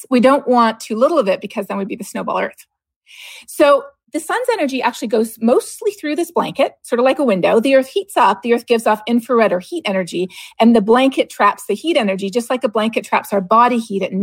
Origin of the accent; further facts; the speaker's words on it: Canada; moved away; growing up in Canada